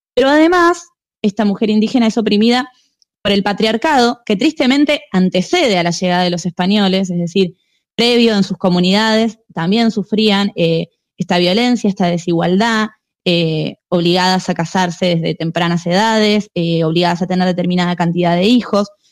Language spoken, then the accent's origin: Spanish; Argentina; los argentinos venimos de los barcos